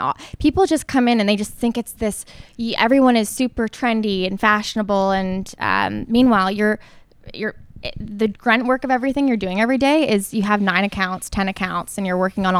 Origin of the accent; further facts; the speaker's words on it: Toronto, Ontario, Canada; also born or lived in New York City; I'm from Toronto